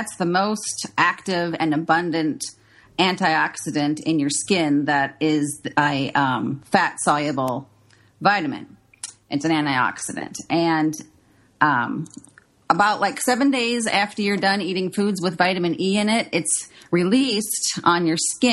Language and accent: English; Minnesota, United States; I grew up in Minnesota